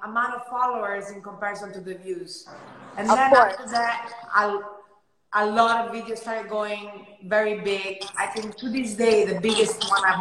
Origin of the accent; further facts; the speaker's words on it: Rome, Lazio, Italy; moved away as an adult; now in Florida, United States; me and my brother were born and raised in Rome.